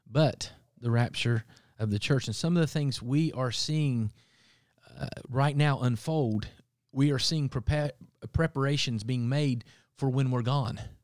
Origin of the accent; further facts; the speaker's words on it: Appalachia, United States; growing up in Appalachia, we had considered part of the Bible Belt